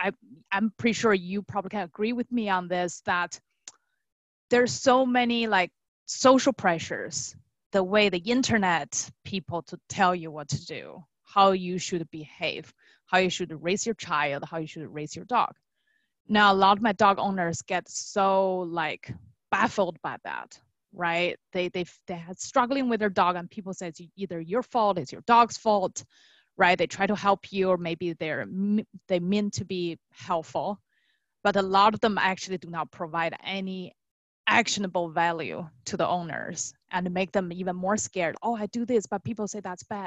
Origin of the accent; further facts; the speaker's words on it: China; moved away; I was born and raised in China